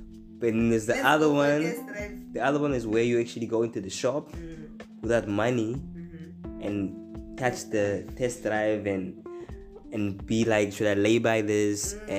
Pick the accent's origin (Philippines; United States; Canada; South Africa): South Africa; I'm from the Kasi.